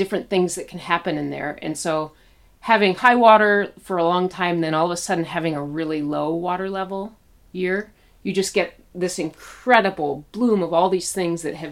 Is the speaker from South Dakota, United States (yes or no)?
no; Petoskey, Michigan, United States; I grew up in Petoskey, really close to Lake Michigan